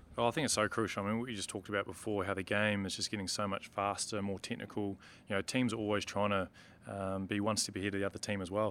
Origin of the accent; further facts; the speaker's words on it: New Zealand; as a Kiwi